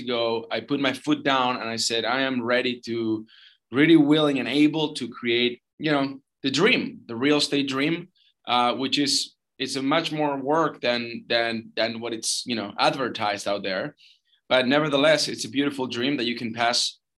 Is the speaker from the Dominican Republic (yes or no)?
no; Argentina; moved away; also born or lived in St. Charles, Missouri, United States / Los Angeles, United States; I'm from Argentina originally.